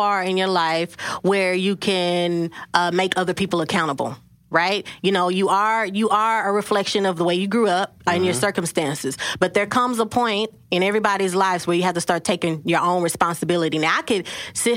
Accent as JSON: {"language": "English", "town": "Dallas", "region": "Texas", "country": "United States", "tie": "born or raised there", "said": "I grew up in South Dallas"}